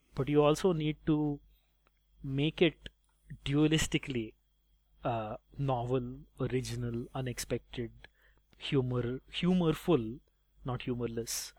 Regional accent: India; I enjoy being Indian

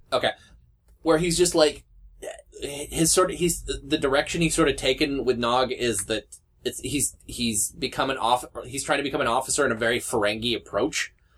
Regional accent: Canada; I'm Canadian

